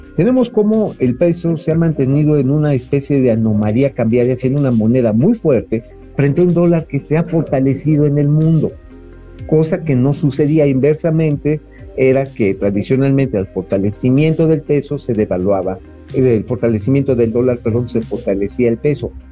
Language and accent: Spanish; Tabasco, Mexico; yo sí conozco la zona, ya saben que tengo mi patria chica por allá